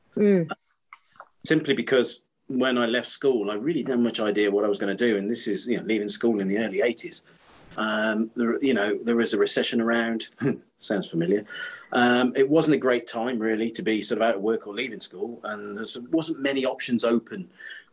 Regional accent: Kidderminster, West Midlands, United Kingdom; I'm from Kidderminster, which is where we are originally, which is the carpet town

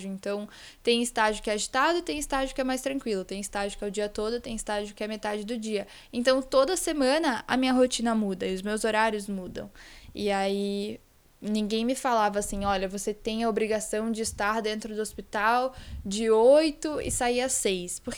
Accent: Espírito Santo, Brazil; born there; also born or lived in Rio de Janeiro; now in São Paulo, Brazil; eu nasci no Espírito Santo, morei no Rio de Janeiro com os meus pais, e depois do Rio a gente mudou para São Paulo já há quase 10 anos. E toda a nossa família continuou no Espírito Santo.

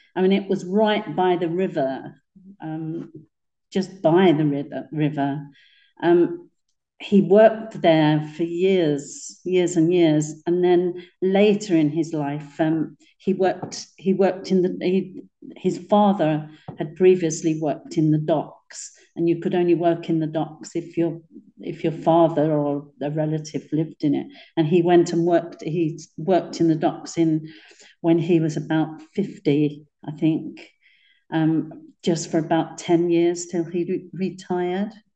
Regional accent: London, United Kingdom; I was born in Poplar in a block of flats called Oban House.

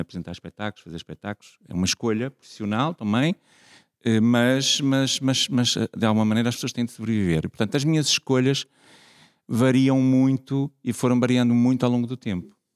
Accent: Vila Nova de Famalicão, Norte, Portugal; Eu nasci em Famalicão, que era assim uma terriola aqui perto

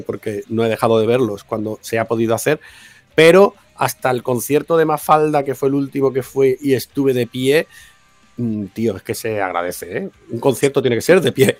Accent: Málaga, Andalusia, Spain; soy de Málaga

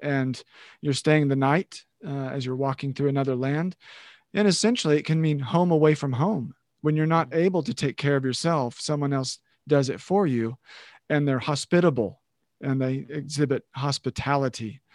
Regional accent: Oklahoma, United States; I was born and raised in Oklahoma

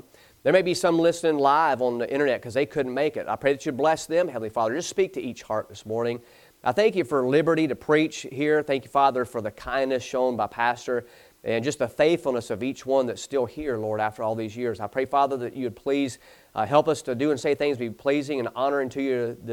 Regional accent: the South, United States; I'm from the South

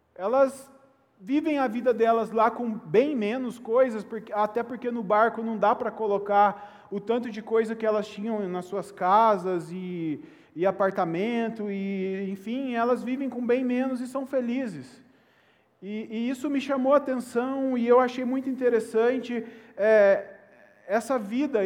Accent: Belo Horizonte, south of Minas Gerais, Brazil; moved away; also born or lived in Itajubá; Eu nasci em BH, mas durante toda a minha vida, eu sempre morei em lugares, em lugares altos, mesmo no Brasil. Boa parte da minha vida foi na Serra da Mantiqueira, que fica no sul de Minas

